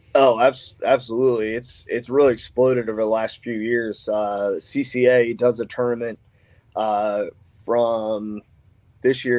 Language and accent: English; Annapolis, Maryland, United States; I grew up on the Severn, lived here pretty much my whole life in Annapolis